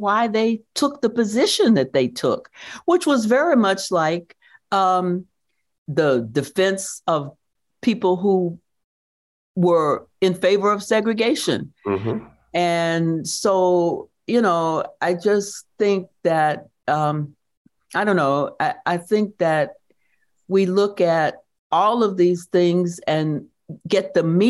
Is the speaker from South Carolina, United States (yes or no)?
yes; Due West, South Carolina, United States; born there; People used to say when I said I was born in Due West, they would say, Due West of what? But I'm putting it on the map.